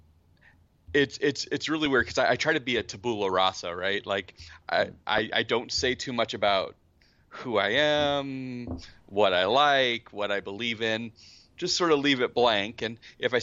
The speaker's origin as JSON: {"language": "English", "country": "United States", "said": "I'm from the States"}